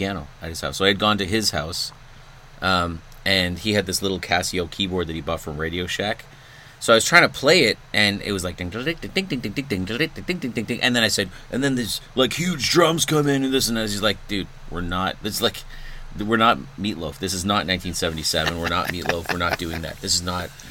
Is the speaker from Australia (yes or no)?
no; Pickering, Ontario, Canada; also born or lived in Scarborough, Ontario; I was born in Scarborough, Ontario, and then we moved to Pickering